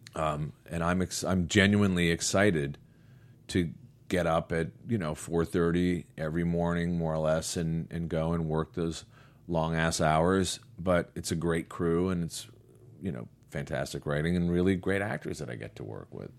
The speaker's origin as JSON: {"language": "English", "country": "United States", "also_born_or_lived": "Connecticut", "said": "I'm from New York and Connecticut."}